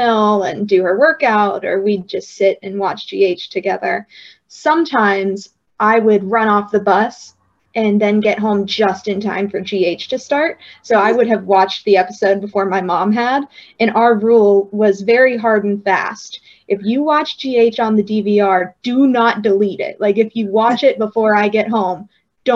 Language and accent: English; West Virginia, United States; now in Pittsburgh, United States; I live in Pittsburgh now. I'm from West Virginia